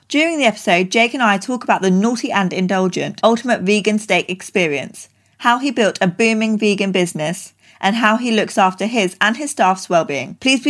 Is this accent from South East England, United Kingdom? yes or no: yes; Reading, South East England, United Kingdom; Close to Reading.